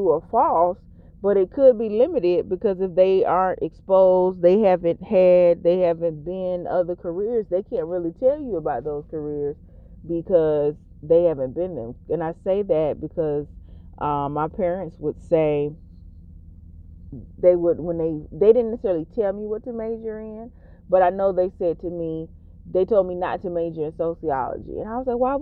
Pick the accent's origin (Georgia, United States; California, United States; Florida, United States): Georgia, United States; near Augusta; I tell people I'm from Augusta because the smaller town that I'm actually from, most people won't necessarily know it. But, and I'm a Georgian.